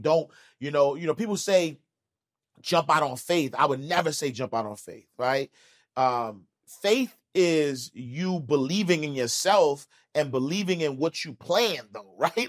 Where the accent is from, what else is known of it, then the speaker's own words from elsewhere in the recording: New York City, New York, United States; I'm from Harlem.